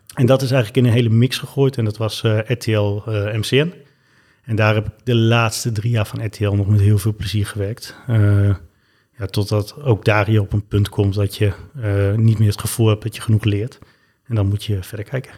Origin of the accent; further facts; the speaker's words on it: Twente, Overijssel, Netherlands; moved away as an adult; also born or lived in Zimbabwe; now in Amsterdam, Netherlands; in het oosten van het land, in Twente. En daar ben ik eigenlijk, tot ik om mijn 18 het huis verliet, ook opgegroeid.